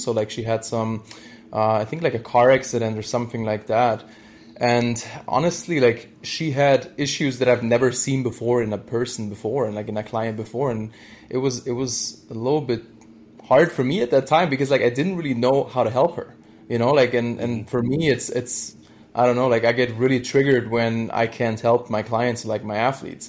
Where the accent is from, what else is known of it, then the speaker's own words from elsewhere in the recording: Germany; moved away as an adult; I'm originally from Germany, and I did, my degree there in, sports science